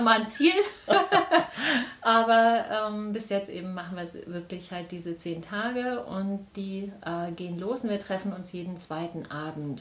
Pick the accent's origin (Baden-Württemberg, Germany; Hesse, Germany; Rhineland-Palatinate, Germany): Hesse, Germany; Biedenkopf; ich bin hier in Biedenkopf geboren